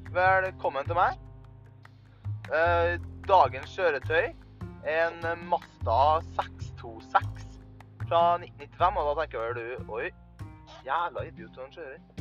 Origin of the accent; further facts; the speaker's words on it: Trøndelag, Norway; accent: Trøndelag dialect; kommer fra Trøndelag. Det hører dere kanskje også på dialekta mi